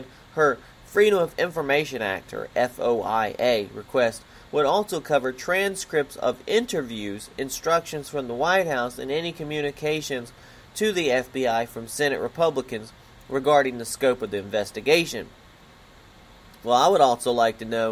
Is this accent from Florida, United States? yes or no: yes; Pensacola, Florida, United States; I was born in Pensacola, Florida